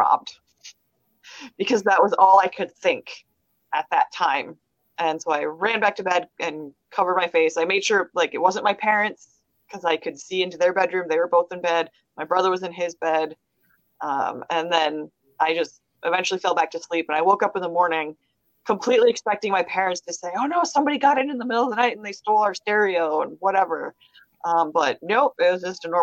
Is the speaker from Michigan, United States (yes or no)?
yes; Kalamazoo, Michigan, United States; also born or lived in Portage, Michigan; I was born in Kalamazoo. I grew up between Kalamazoo and Portage